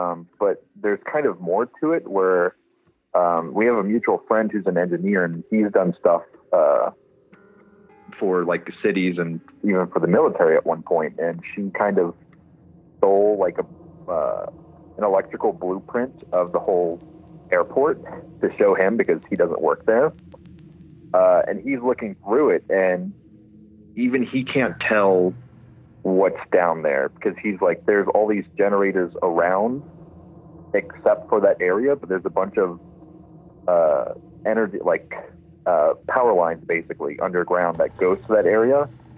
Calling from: Denver, Colorado, United States; I'm from Colorado, Denver, right outside Denver.

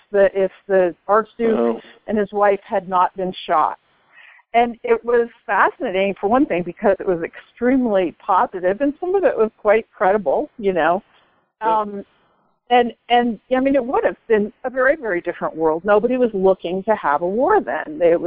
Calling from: Boulder, Colorado, United States; Hi, it's your friend from Boulder.

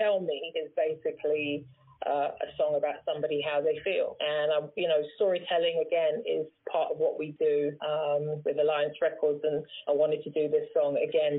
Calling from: London, United Kingdom; I'm calling from London, the United Kingdom.

